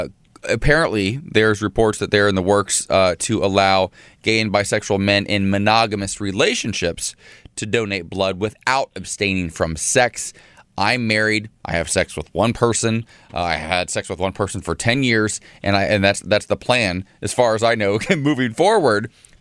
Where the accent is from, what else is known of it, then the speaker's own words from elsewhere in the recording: Columbus, Ohio, United States; my home state and home city of Columbus, Ohio.